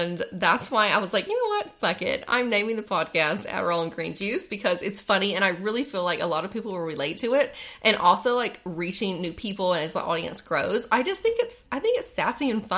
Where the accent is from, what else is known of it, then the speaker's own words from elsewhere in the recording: North Carolina, United States; moved away; also born or lived in Dallas, Texas; I'm from North Carolina, and then I moved to Texas. So, I actually claim both.